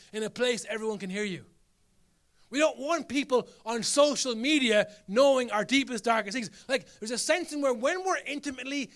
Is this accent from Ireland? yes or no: yes; Ireland; as Irish people, we're masters of this